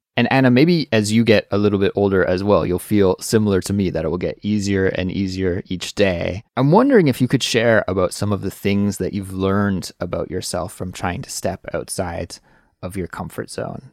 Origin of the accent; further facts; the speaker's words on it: Canada; moved away as an adult; now in South Korea; I do live right now in Korea, even though I am Canadian